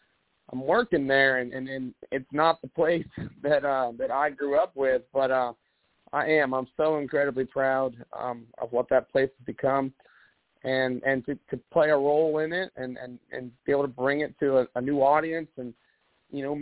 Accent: Central Pennsylvania, United States; as a kid growing up in Central Pennsylvania

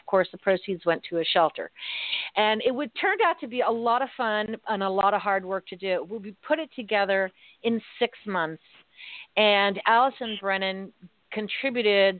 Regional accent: Worcester, Massachusetts, United States; So my folks were from Worcester. We're from Worcester

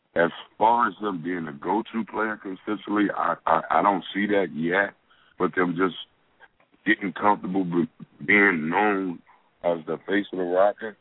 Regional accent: Washington, District of Columbia, United States; I grew up in Washington D.C.

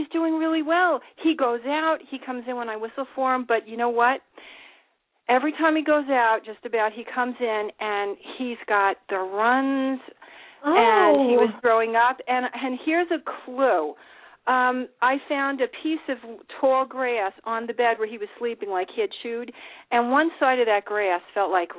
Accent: New Jersey, United States; now in South Carolina, United States; I'm an Italian from New Jersey

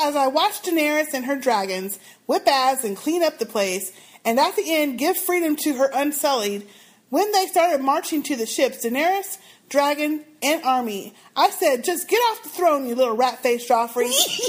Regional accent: New York, United States; accent: Harlem accent; However, I was raised in East Harlem, Manhattan, and have been told by other New Yorkers that I have a Harlem accent.

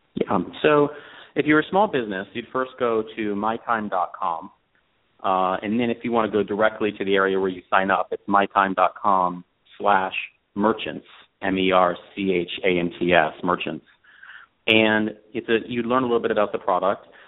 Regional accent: Colorado, United States; moved away as an adult; also born or lived in Los Angeles; I grew up in Colorado, and uh, when I graduated from college, I came out to Los Angeles

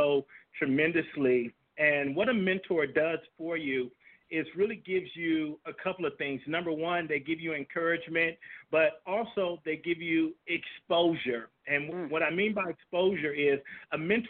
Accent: Compton, California, United States; moved away as an adult; also born or lived in Germany; I'm originally from Compton, California.

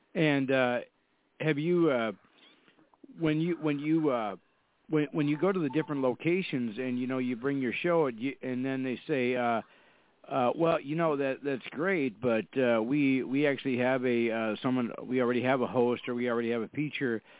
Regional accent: Fargo, North Dakota, United States; I'm from Fargo, North Dakota. We have uh, we have four seasons here

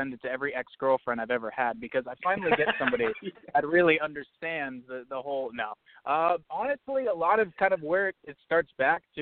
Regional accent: South Florida, United States; moved away as an adult; also born or lived in New Hampshire / Boston; I was born in New Hampshire in sort of the New England region. My dad worked in Boston for a number of years, but my whole family's based out of there. But I grew up in South Florida. I moved there actually when I was one and pretty much had my whole adolescence and through high school there

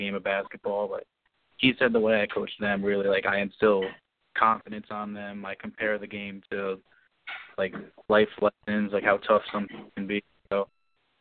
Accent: Saugerties, New York, United States; I'm from Saugerties, New York.

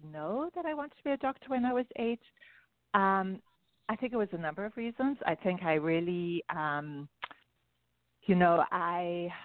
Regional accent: South Africa; moved away; you can hear I have an accent. So I wasn't born here. I was born in South Africa

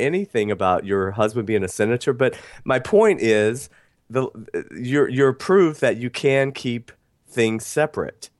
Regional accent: Athens, Georgia, United States; I grew up in the South. I grew up in Athens, Georgia

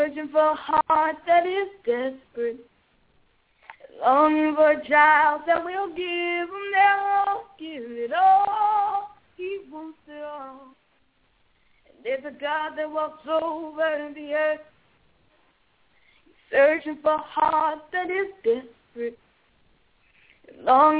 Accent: Mobile, Alabama, United States; I'm from Mobile, Alabama

